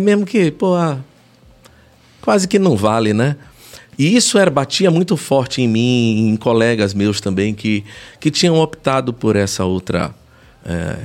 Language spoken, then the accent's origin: Portuguese; Brazil; nós somos brasileiros